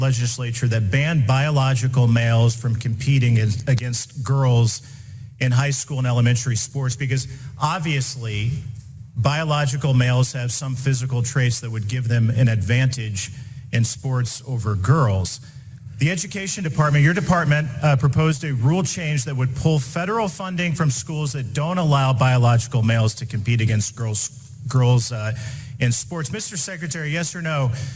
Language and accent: English; Indiana, United States; Indiana, my home state